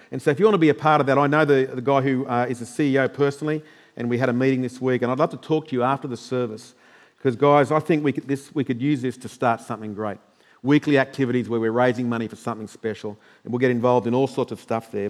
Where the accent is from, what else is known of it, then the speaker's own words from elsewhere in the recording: Queensland, Australia; as normal Queenslanders